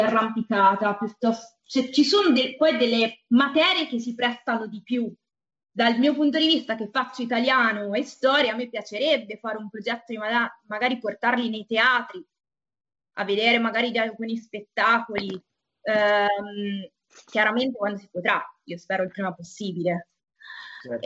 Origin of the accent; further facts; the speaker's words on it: Umbria, Italy; now in Turin, Italy; io sono Umbra